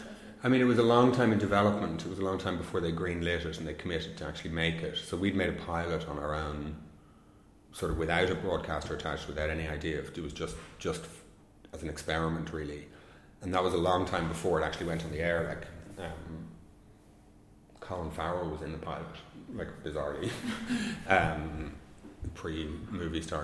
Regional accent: Ireland; being an Irish filmmaker

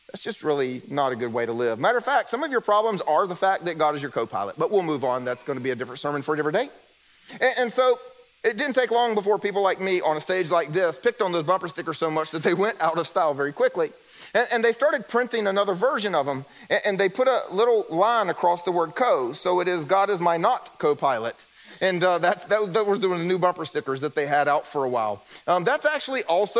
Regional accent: South Carolina, United States; moved away; I'm from South Carolina. I can turn the accent on

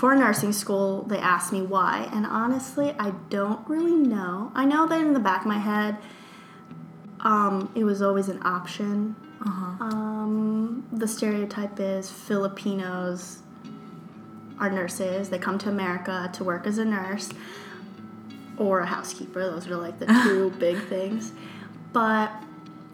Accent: United States; growing up in the Philippines is a lot different than growing up here. And my family and I were first generation Americans

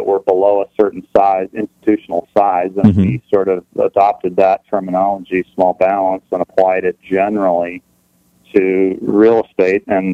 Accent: California, United States; now in Portland, United States; I grew up in California. I was actually born down here in the desert

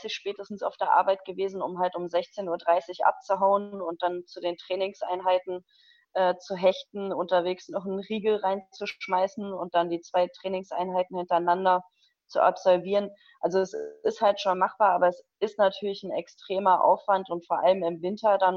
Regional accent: Trier, Rhineland-Palatinate, Germany; Ja, ich komme von ganz, ganz weit weg aus Trier, direkt an der Grenze zu Luxemburg.

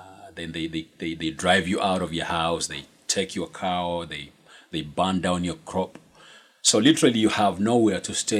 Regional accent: Kenya; born or raised there; moved away as an adult

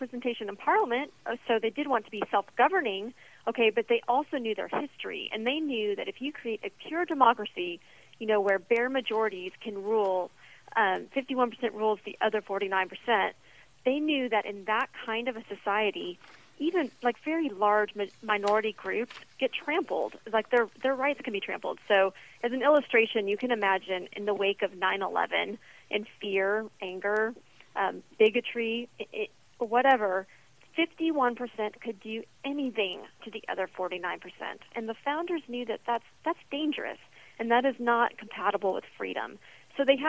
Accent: Texas, United States; I'm from Texas.

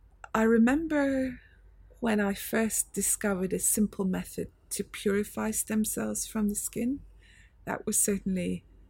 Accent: Edinburgh, Scotland, United Kingdom; moved away as an adult; also born or lived in Cambridge / Oxford / MIT, United States; now in London, United Kingdom; I grew up in Scotland, in Edinburgh.

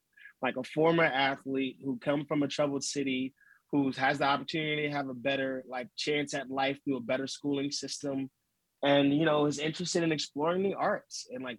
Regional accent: Philadelphia, Pennsylvania, United States; Even though I'm bred from Philly and I love Philly

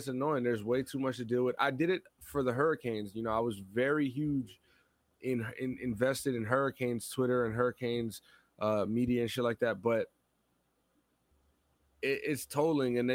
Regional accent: Florida, United States; moved away as an adult; also born or lived in Pennsylvania; I moved to Florida when I was 4

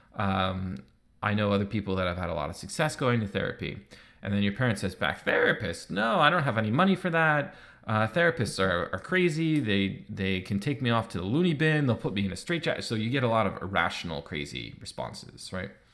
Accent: United States; now in Canada; I live in Canada, but I'm American, so I grew up playing baseball

